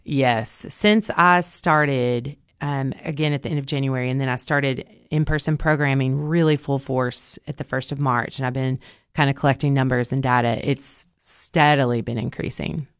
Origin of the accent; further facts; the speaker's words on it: Cookeville, Tennessee, United States; I was born and raised in Cookville